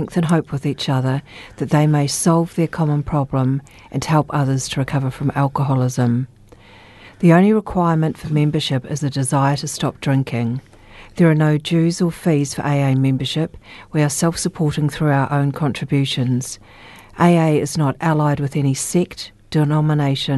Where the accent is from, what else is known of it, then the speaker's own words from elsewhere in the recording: Christchurch, Canterbury, New Zealand; I was born and raised in Christchurch. I've only had very short times away from Christchurch